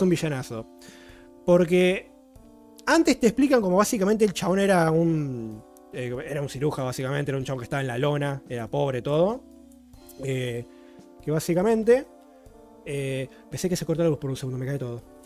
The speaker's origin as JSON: {"language": "Spanish", "country": "Argentina", "said": "soy argentino"}